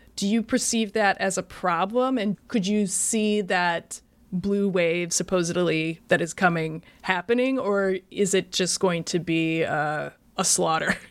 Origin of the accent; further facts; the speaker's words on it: Iowa, United States; moved away; I'm originally from Iowa